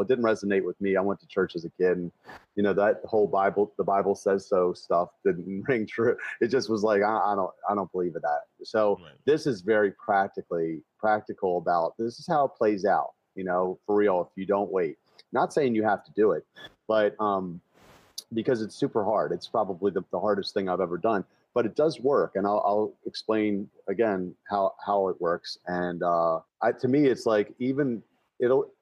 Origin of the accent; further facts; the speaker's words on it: Baltimore, Maryland, United States; my hometown of Baltimore